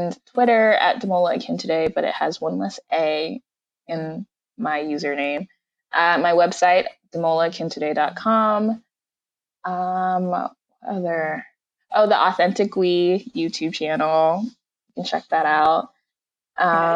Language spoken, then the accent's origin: English; Nigeria; I'm Nigerian